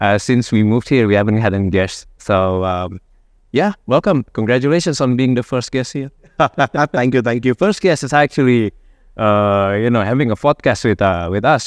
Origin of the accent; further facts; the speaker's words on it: Jakarta, Indonesia; grew up mostly in, uh, Jakarta